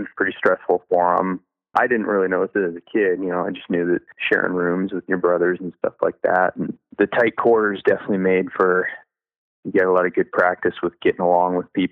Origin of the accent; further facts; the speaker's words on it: Camano Island, Washington, United States; also born or lived in Oregon; I grew up in Western Washington, where I live now, on Kamano Island